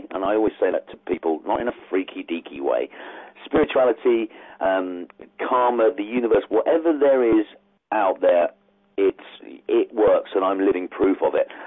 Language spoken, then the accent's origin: English; Ireland; I'm, I'm from Ireland, not that you could tell from my accent